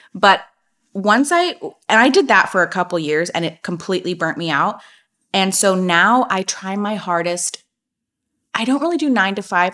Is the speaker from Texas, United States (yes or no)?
no; Napa Valley, California, United States; I grew up in Napa Valley